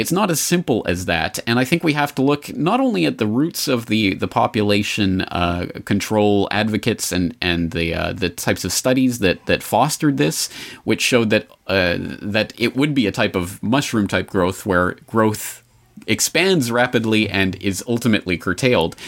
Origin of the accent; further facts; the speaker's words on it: Canada; as a Canadian